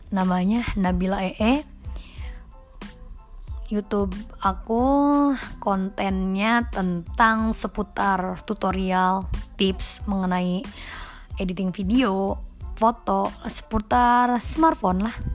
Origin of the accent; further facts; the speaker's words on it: Subang, West Java, Indonesia; born there; now in Bandung, Indonesia; Aku lahir di Subang tanggal 2 April 2000 hari Minggu.